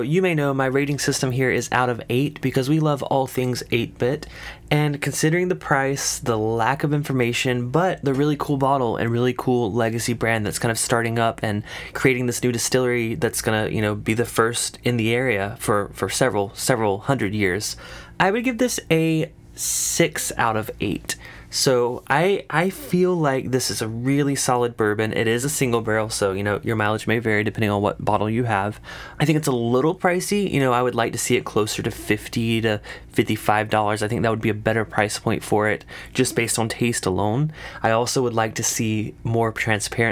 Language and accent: English; South Carolina, United States; accent: South Carolina; my South Carolina accent